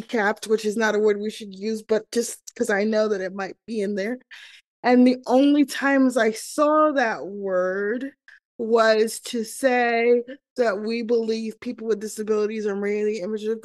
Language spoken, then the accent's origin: English; New York City, New York, United States; moved away as an adult; now in Kansas City, United States; I am originally from New York City, but I am currently living in Kansas City